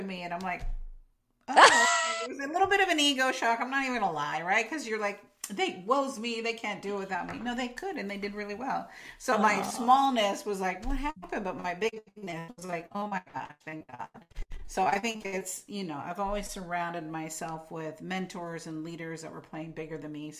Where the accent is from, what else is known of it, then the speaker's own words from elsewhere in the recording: Imperial Beach, California, United States; moved away as an adult; also born or lived in Carlsbad, California; now in Oregon, United States; I grew up in Imperial Beach, which is right by the border